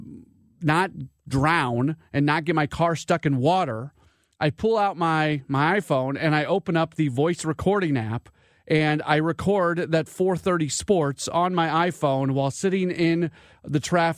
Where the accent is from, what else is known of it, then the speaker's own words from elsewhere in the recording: St. Louis, Missouri, United States; moved away as an adult; I grew up in St. Louis. I've been out of here for 20 years.